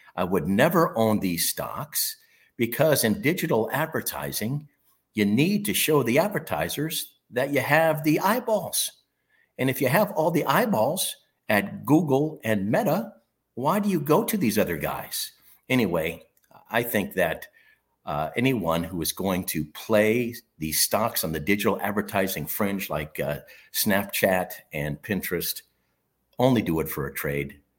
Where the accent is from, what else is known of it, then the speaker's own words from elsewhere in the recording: Michigan, United States; my home state, in the city of Brotherly Love, not Brotherly Love, the Motor City, Detroit, Michigan